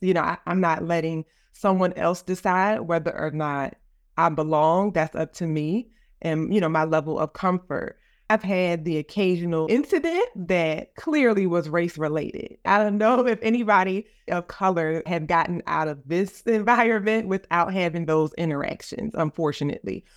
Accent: Philadelphia, Pennsylvania, United States; moved away as an adult; also born or lived in Virginia; I am from West Philadelphia. I went to the Philadelphia High School for Girls

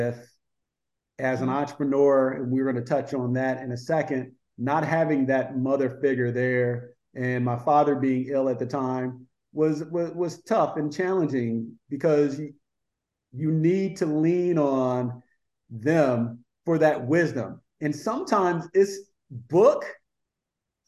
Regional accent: New Jersey, United States; now in Atlanta, United States; growing up in New Jersey

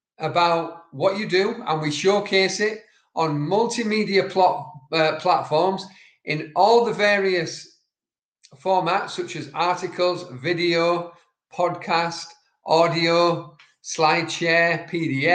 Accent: Yorkshire and the Humber, United Kingdom; I'm from Yorkshire, and certain words that we speak cannot be understood by Siri.

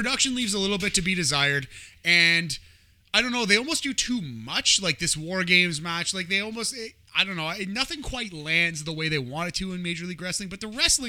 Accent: New Jersey, United States; I was born in New Jersey.

